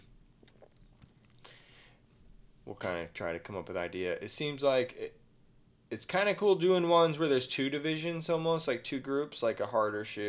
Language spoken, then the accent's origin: English; Oregon, United States; we're from Oregon.